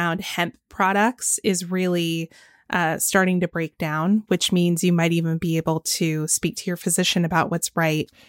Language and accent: English; Georgia, United States; my home state of Georgia